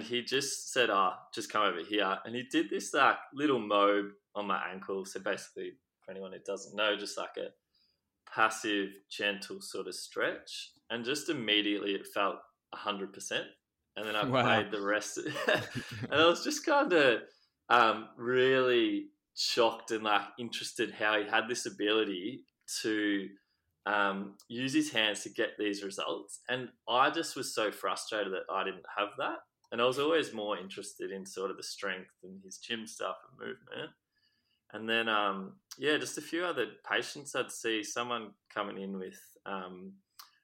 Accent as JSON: {"language": "English", "town": "Ocean Grove", "region": "Victoria", "country": "Australia", "tie": "born or raised there", "said": "I grew up in Victoria, so by the coast in a town called Ocean Grove"}